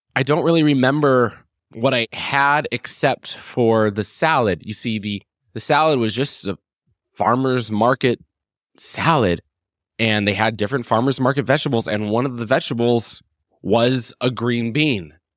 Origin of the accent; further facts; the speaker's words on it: Phoenix, Arizona, United States; moved away; I'm from Phoenix, Arizona originally